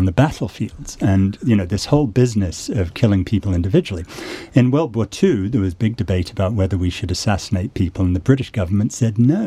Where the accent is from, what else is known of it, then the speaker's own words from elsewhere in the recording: United States; I'm an American